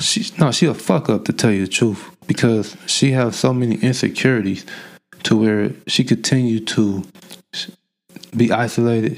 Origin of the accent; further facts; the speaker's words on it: Oakland, California, United States; Growing up in Oakland